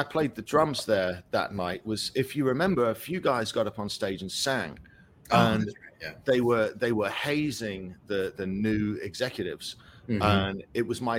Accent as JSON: {"language": "English", "region": "England", "country": "United Kingdom", "moved": "as an adult", "lives_now": "United States", "said": "I came here at 19. I was a professional drummer, and I was on a dream of being on tour and being this professional musician and touring in America. And, you know, for kids growing up in England"}